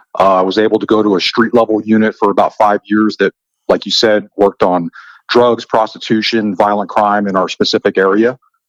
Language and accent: English; Texas, United States; I am from Texas.